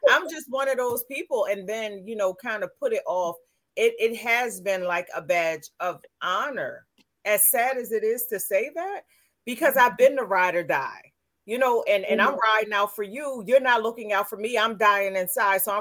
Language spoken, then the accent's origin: English; Camden, New Jersey, United States; I grew up in Camden, but I went to all white schools.